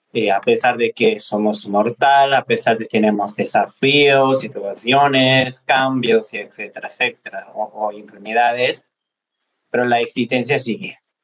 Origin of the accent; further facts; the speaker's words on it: Nepal; moved away; a mí me tocó nacer en Nepal, en la Himalaya, cerca de Mount Everest. Y bueno, pues eh, yo puedo decir que soy nepalés tibetano